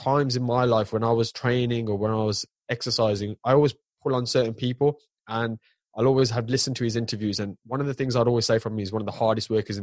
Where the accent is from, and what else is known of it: United Kingdom